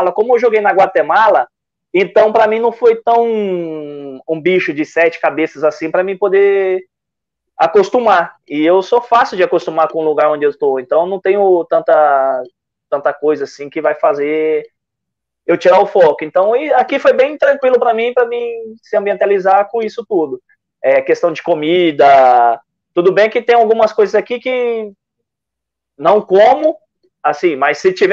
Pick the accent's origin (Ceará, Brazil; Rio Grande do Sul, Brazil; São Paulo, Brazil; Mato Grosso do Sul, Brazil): São Paulo, Brazil; also born or lived in Salvador; eu nasci em Salvador, na verdade. Nasci, sou ah. baianinho, mas cresci em São Paulo